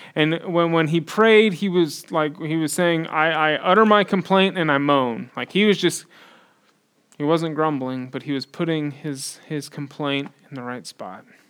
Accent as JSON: {"language": "English", "country": "United States", "said": "we're American"}